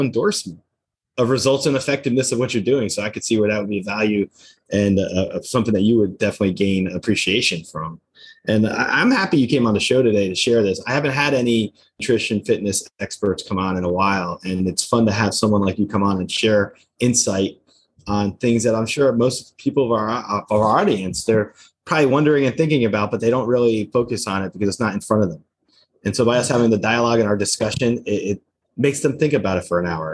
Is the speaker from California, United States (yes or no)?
no; New Jersey, United States; I grew up in New Jersey